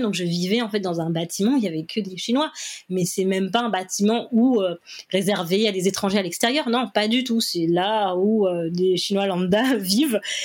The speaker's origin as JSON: {"language": "French", "country": "Réunion", "tie": "born or raised there", "also_born_or_lived": "China / Paris, France", "moved": "as an adult", "said": "J'ai quitté la Réunion en août 2012 et je suis rentrée euh, le 15 mai 2022."}